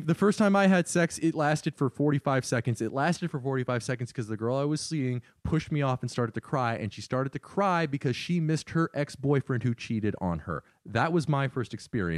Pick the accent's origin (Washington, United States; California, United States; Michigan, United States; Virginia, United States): Virginia, United States; Northern; moved away; I'm from Northern Virginia